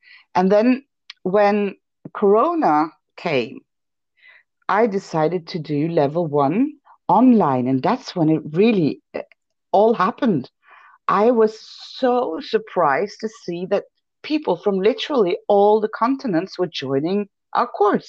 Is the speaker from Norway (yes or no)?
yes; Norway; in Norway.